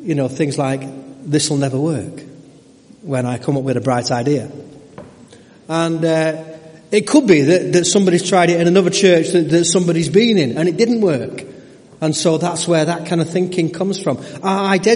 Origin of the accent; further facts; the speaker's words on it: Stockport, North West England, United Kingdom; moved away as an adult; also born or lived in Burnley; I was brought up in Stockport Baptist Church.